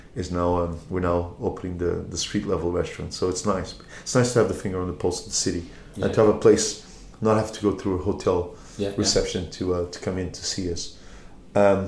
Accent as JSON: {"language": "English", "region": "Lisbon", "country": "Portugal", "tie": "born or raised there", "moved": "yes", "lives_now": "London, United Kingdom", "said": "Lisbon's my city of birth and my hometown, I guess my adopted hometown is London."}